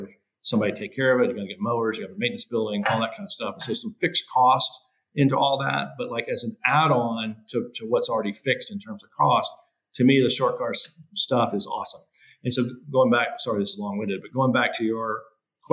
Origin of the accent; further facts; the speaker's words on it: Greenville, South Carolina, United States; I grew up here in Greenville, South Carolina